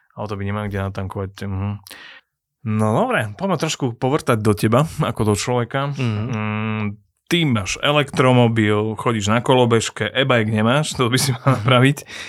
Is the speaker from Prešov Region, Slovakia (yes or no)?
no; Trnava, Trnava Region, Slovakia; ja som z Trnavského kraja, naše mesto je Trnava